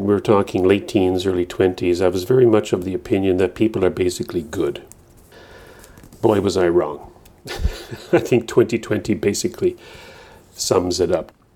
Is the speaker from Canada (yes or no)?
yes; Newfoundland and Labrador, Canada; moved away as an adult; now in New Brunswick, Canada; I'm, I'm from Newfoundland, first twenty-five years of my life